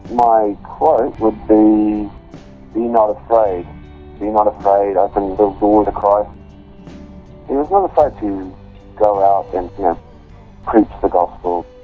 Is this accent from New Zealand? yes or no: yes; New Zealand; I'm 27 years old, and I'm from New Zealand, a Kiwi.